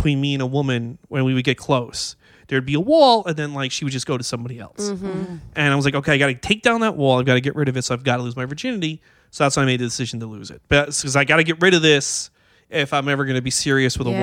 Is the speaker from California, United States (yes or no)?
no; New York City, New York, United States; I grew up in Astoria.